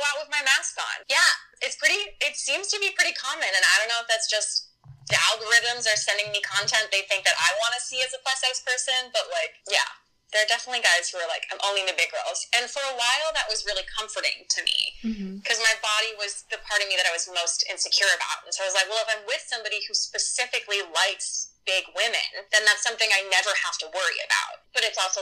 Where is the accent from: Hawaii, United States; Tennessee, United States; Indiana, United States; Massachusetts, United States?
Hawaii, United States; growing up in Hawaii